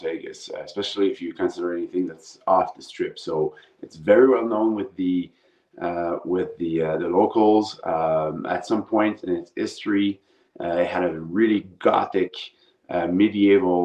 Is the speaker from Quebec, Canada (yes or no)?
yes; Montreal, Quebec, Canada; moved away as an adult; now in Phoenix, United States; I'm originally from Montreal, Canada, so I'm Canadian originally. But moved to the United States about 17 years ago, Phoenix, to be precise, Arizona.